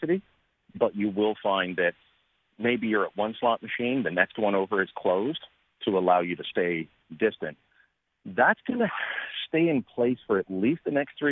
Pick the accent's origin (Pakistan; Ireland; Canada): Canada; as a Canadian